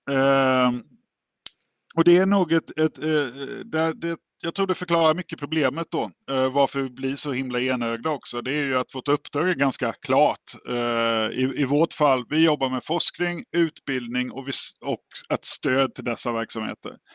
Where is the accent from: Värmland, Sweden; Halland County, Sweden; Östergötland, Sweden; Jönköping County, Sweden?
Jönköping County, Sweden; Jönköping area; jag är ju från Jönköpingsområdet